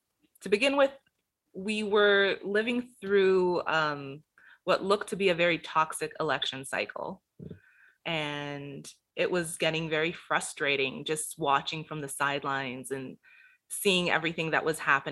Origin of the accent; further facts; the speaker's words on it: Gainesville, Florida, United States; born there; Well, I was born in Gainesville, Florida, so...